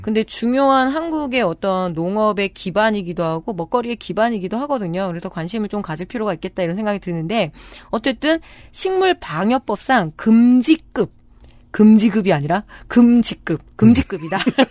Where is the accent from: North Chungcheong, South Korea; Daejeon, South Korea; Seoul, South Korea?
North Chungcheong, South Korea; Chungju; 충주 출신이잖아요. 이제 겁내 춥거든요.